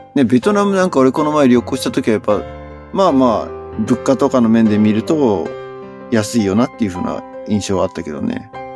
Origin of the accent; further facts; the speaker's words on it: Japan; moved away; 俺が日本人